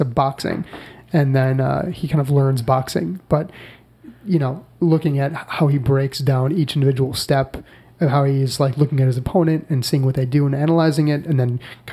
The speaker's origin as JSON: {"language": "English", "town": "Buffalo", "region": "New York", "country": "United States", "tie": "born or raised there", "moved": "yes", "said": "I can get back to Buffalo, which, mm-hmm. you know, is my hometown"}